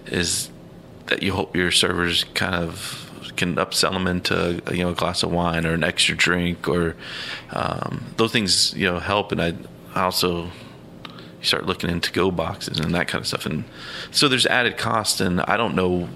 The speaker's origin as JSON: {"language": "English", "area": "outside New Orleans", "region": "Louisiana", "country": "United States", "tie": "born or raised there", "moved": "yes", "lives_now": "Columbus, United States", "said": "I grew up outside New Orleans"}